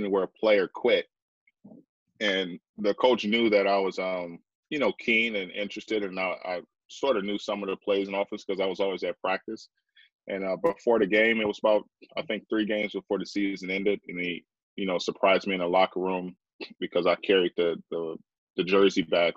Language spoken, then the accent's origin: English; Detroit, Michigan, United States; moved away as an adult; also born or lived in Vancouver, Canada; I grew up in Detroit, Michigan